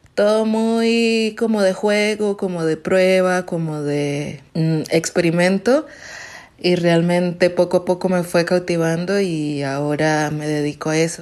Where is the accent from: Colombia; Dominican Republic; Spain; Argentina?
Colombia; now in Mexico City, Mexico; soy de Colombia, estoy actualmente viviendo en Ciudad de México